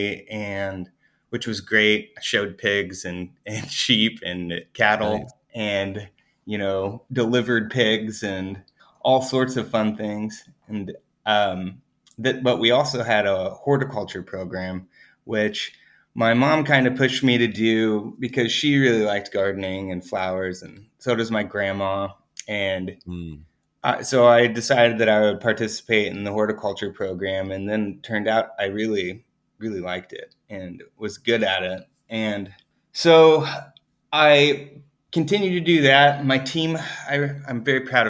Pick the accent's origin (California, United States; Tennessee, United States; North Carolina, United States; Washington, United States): Washington, United States; Colville; now in Willamette Valley, Oregon, United States; born in Colville, Washington, which is like the way northeast corner of Washington State, up by Idaho and Canada. And my family has a property up there where for generations we raised cattle